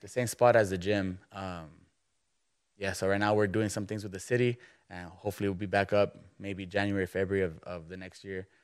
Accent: McAllen, Texas, United States; now in Kerrville, United States; I'm from South Texas

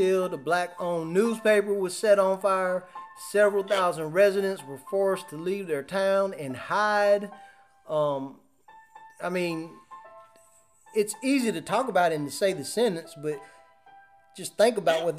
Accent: North Carolina, United States; I'm from North Carolina

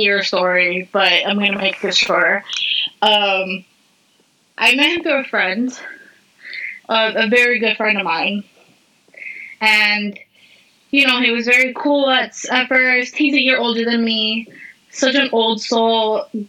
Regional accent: Miami, Florida, United States; I'm originally from Miami, born and raised, but my mom's whole side is Cuban

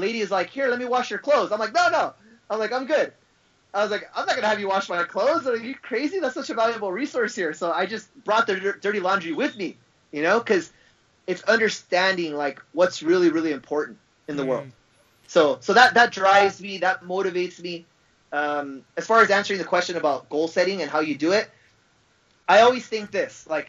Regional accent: Los Angeles, California, United States; I'm an American. I was born in Los Angeles

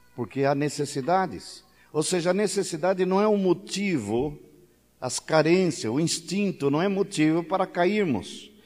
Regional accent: São Paulo, Brazil; moved away; eu sou paulista

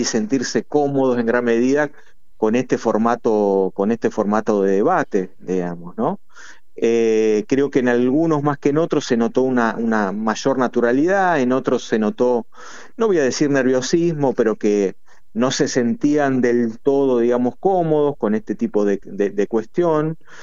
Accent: Argentina

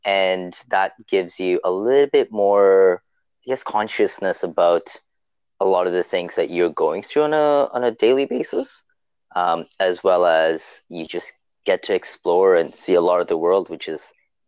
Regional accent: Toronto, Ontario, Canada; I am from Toronto, or as we like to call it, Toronto, Ontario, Canada. And I am 30 years old now, which is kind of getting up there.

